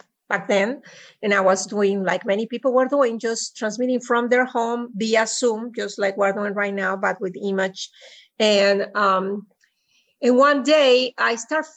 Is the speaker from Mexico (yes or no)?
yes; Mexico; English is a second language; moved away as an adult; also born or lived in Puebla, Mexico; now in Austin, United States; I have an accent. So I was born and reared in Mexico, and I came to the United States in the late 80s to go to college